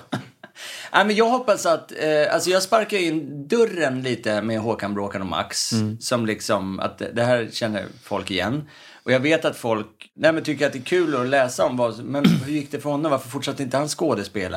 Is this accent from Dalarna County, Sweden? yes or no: no; Stockholm, Stockholm County, Sweden; uppväxten i Örnsberg, där jag växte upp